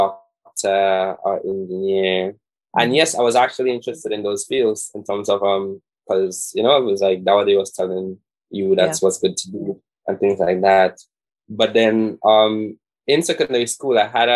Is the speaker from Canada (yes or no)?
no; Saint David, Grenada; I'm from St. David's.